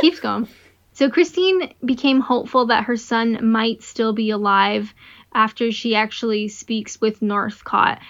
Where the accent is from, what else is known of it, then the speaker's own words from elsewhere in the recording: Canada; I'm Canadian